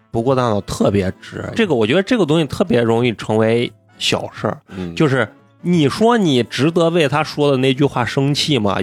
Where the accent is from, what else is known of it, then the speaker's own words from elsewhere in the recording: Xi'an, Shaanxi, China; 我们都是西安人